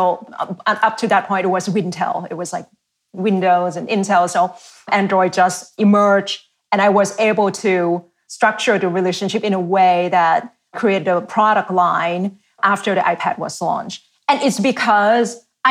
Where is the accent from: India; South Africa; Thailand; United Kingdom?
Thailand; English is a second language; moved away as an adult; now in United States; I've been here in the US for half of my life, grew up in Asia half of my life, now here half of my life